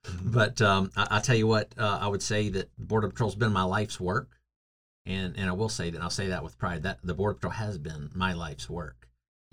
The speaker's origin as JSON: {"language": "English", "region": "North Carolina", "country": "United States", "tie": "born or raised there", "moved": "yes", "said": "in the state of North Carolina, my home state"}